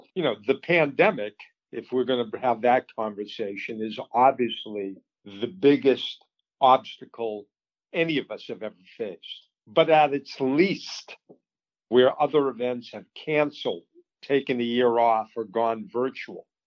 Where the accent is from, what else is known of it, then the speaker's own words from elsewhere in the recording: Boston, Massachusetts, United States; moved away as an adult; also born or lived in Colorado; I grew up um, in the Boston area, suburb, and went to school in Colorado